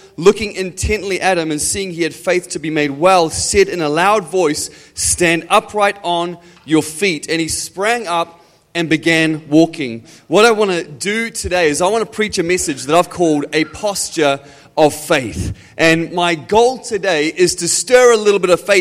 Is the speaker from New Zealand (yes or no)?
yes; Auckland, New Zealand; I am from Auckland, New Zealand.